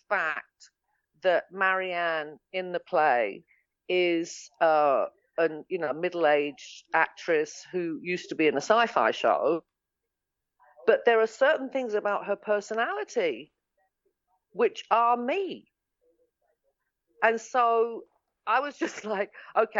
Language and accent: English; England, United Kingdom; moved away as an adult; now in Los Angeles, United States; I'm English